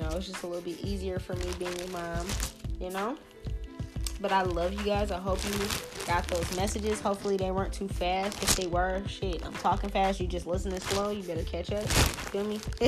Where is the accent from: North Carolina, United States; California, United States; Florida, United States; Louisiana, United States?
Louisiana, United States; New Orleans; I'm from New Orleans